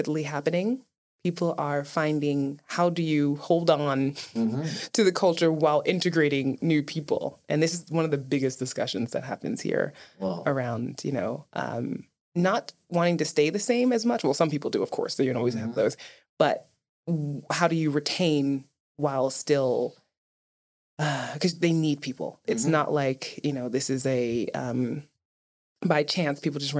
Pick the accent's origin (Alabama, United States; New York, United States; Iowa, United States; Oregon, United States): New York, United States; New York City; I'm from Brooklyn